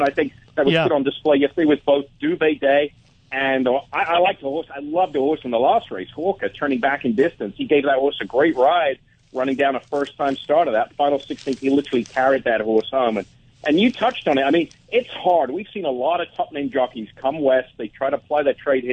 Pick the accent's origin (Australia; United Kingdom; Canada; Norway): United Kingdom; England; moved away as an adult; now in Southern California, United States; born and raised in England